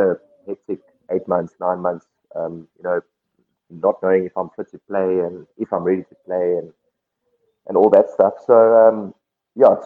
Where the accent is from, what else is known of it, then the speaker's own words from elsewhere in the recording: South Africa; I grew up in Cape Town, Durban, Woolside